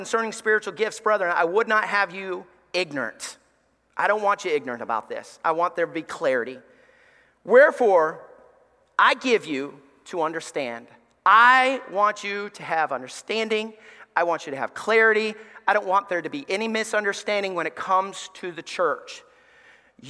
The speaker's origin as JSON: {"language": "English", "region": "Alabama", "country": "United States", "tie": "born or raised there", "said": "I grew up in church in Alabama"}